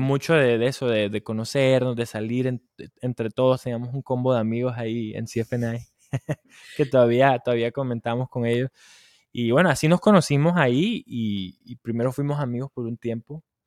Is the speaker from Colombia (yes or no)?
yes; Colombia; moved away as an adult; now in Dallas, United States; Yo soy de Colombia